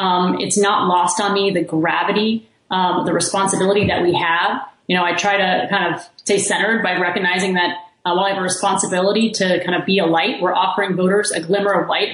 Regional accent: Kingwood, Texas, United States; moved away; also born or lived in Washington, D.C.; I'm from Texas. I grew up in Kingwood, Texas.

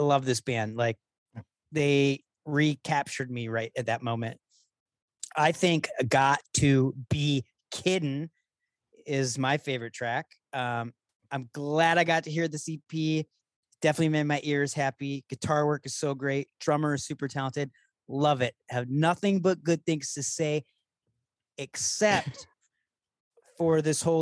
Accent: Michigan, United States; I'm from Michigan

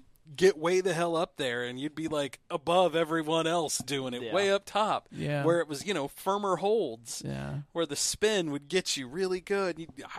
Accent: United States; we're Americans.

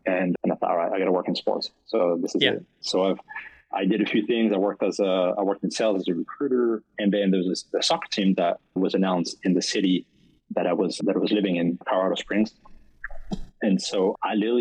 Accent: France; accent: French; English is a second language; moved away as an adult; also born or lived in Caribbean islands; now in Florida, United States; I grew up in France. That's where the accent is from.

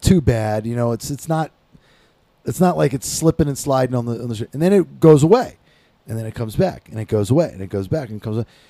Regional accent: Maryland, United States; moved away; I grew up in Maryland.

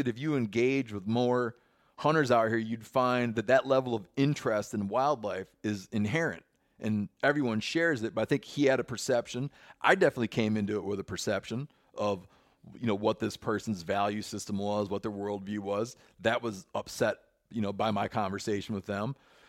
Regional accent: Michigan, United States; moved away; I didn't become cognizant of the divide until I grew, till I left where I grew up in Western Michigan.

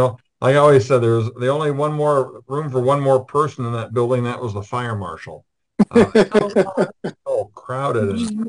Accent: Iowa, United States; being from Iowa, since I'm from Iowa

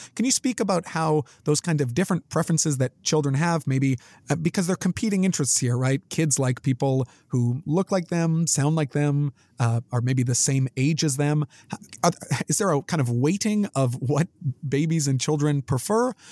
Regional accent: Canada; being Canadian. I guess we many people learn French. I did you know French immersion classes

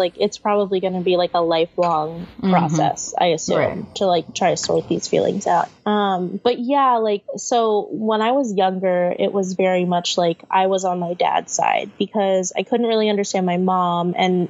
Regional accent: Philippines; nobody ever clocks me as Filipino. They always think I'm like Latina.

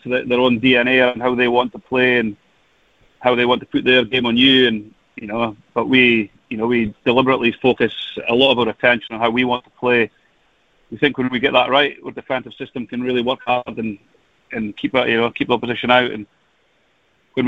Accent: Scotland, United Kingdom; as a Scotsman

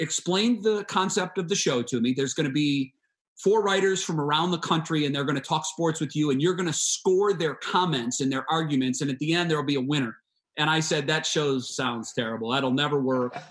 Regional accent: Sandusky, Ohio, United States; now in Cleveland, United States; So I still get to taste my hometown and see all of my friends and family there.

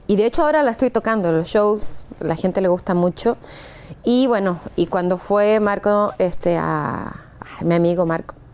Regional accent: Chile; accent: Chilean; also born or lived in Mexico; Yo siento que tengo el acento, pero tengo las ah, chileno, pero tengo las palabras como mexicanas.

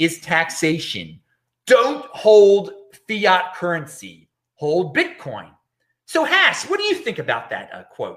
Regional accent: Baltimore, Maryland, United States; now in Los Angeles, United States; I'm from Baltimore originally

